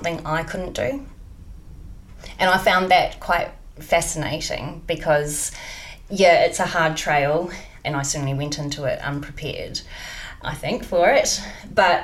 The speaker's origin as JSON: {"language": "English", "country": "New Zealand", "moved": "yes", "said": "being from New Zealand"}